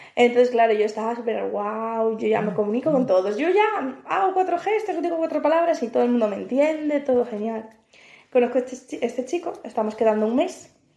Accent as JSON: {"language": "Spanish", "country": "Spain", "moved": "as an adult", "lives_now": "Malta"}